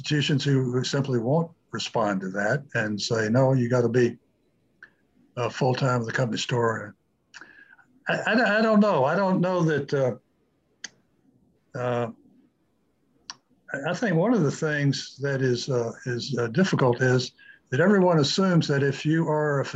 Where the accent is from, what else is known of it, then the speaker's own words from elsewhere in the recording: United States; as American physicians